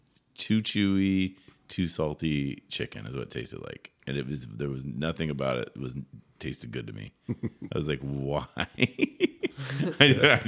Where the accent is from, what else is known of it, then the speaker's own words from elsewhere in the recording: Northern California, United States; now in Port Hueneme, United States; I'm from Northern California